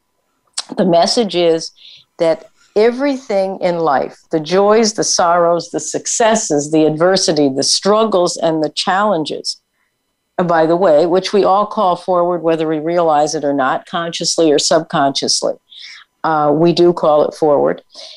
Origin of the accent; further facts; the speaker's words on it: Connecticut, United States; I grew up on the East Coast in Connecticut